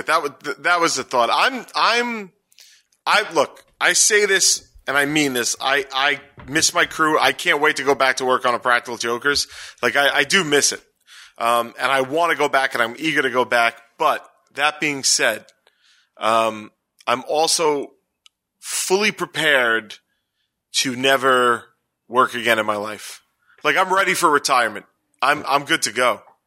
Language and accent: English; New York City, New York, United States; I'm from Staten Island. We add S's